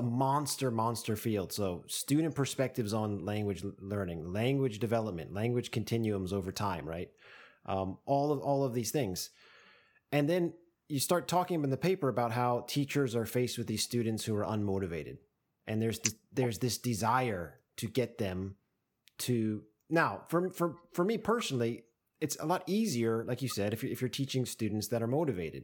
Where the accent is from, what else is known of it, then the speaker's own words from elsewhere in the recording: United States; now in Japan; as an American